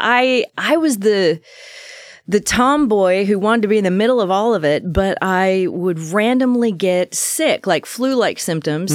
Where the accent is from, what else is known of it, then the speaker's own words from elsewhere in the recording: Salem, Oregon, United States; I was born right in Salem, Oregon, um, just East Salem kind of country